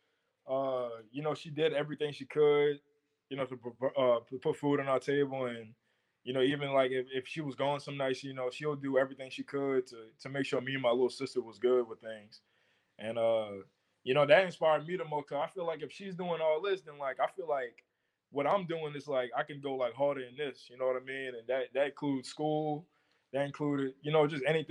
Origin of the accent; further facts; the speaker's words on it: Des Allemands, Louisiana, United States; I'm from Deschamps, Louisiana in St. Charles Parish. You know, very small town